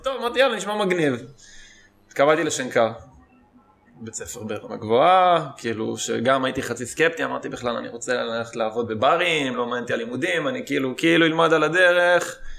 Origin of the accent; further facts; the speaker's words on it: Israel; כשהייתי קטן גדלתי במושב